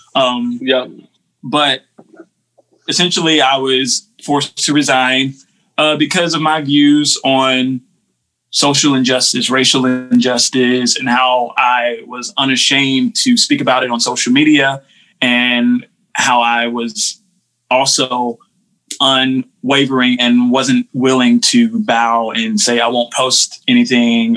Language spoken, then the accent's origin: English; Winston-Salem, North Carolina, United States; now in McLeansville, United States; I grew up in Winston Salem, North Carolina